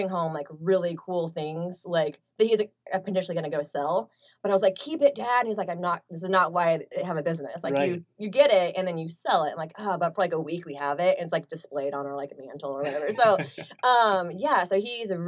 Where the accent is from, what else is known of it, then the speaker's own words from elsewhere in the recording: Overland Park, Kansas, United States; So I kind of been here my whole life. So I was like raised in like the Overland Park, Lenexa area.